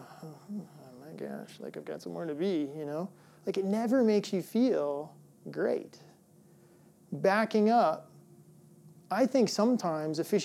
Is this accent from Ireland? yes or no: no; Midwest, United States; moved away; I grew up in the Midwest, and we actually had snow days, like real snow days